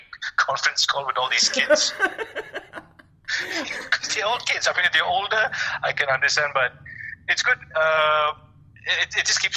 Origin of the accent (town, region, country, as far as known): Malaysia